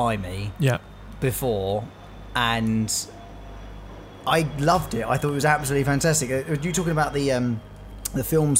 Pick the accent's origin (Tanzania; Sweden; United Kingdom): United Kingdom; I'm British